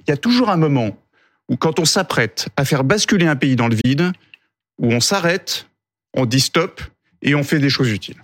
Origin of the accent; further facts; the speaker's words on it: Nantes, Pays de la Loire, France; je viens d'un quartier de Nantes qui s'appelle Bellevue